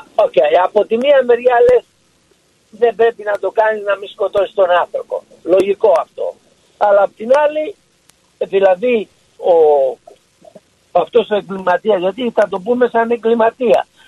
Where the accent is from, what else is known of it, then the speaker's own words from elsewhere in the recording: Patras, Western Greece, Greece; Εγώ είμαι πατρινός